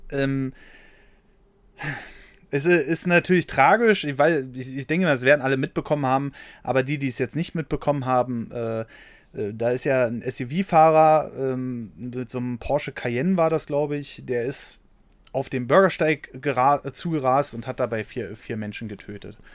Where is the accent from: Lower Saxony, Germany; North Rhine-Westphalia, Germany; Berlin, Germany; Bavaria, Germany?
Berlin, Germany; Erstmal bin ich in Berlin aufgewachsen. Wenn hier was rumgefahren ist, ist was ein Trabi.